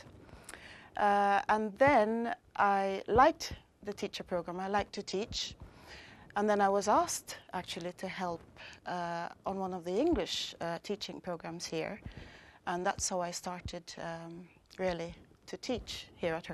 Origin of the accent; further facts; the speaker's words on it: Montego Bay, Saint James, Jamaica; moved away as an adult; now in Sweden; I was born in Montego Bay, Jamaica. I came to Sweden about 10 years ago